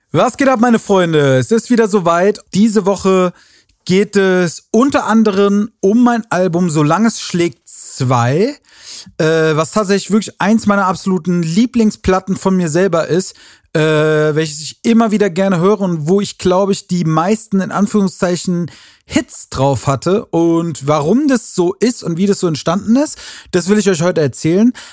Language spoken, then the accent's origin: German; Wiesbaden, Hesse, Germany; Das ist in Wiesbaden, äh, in meiner Heimatstadt